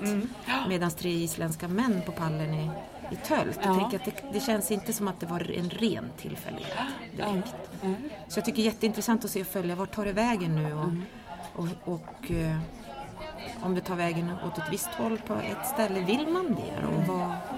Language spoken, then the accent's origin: Swedish; Kiruna, Norrbotten County, Sweden; jag är uppvuxen i Kiruna